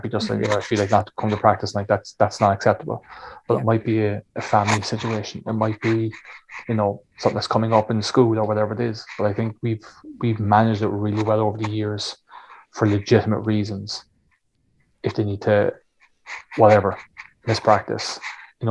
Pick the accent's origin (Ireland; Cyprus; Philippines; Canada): Ireland